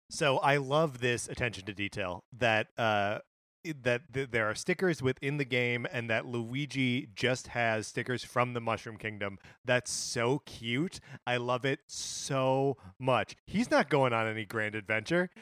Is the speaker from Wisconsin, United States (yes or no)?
yes; Wisconsin, United States; born and raised in Wisconsin